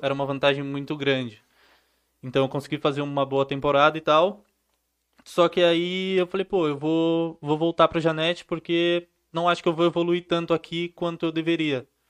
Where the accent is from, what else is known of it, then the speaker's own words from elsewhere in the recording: Santo André, São Paulo, Brazil; Santo André, que é de onde eu sou